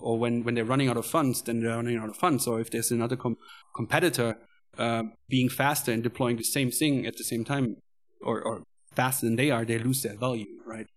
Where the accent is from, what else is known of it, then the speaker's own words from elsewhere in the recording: Cologne, North Rhine-Westphalia, Germany; moved away as an adult; now in Chengdu, China; I am coming from Germany, Cologne.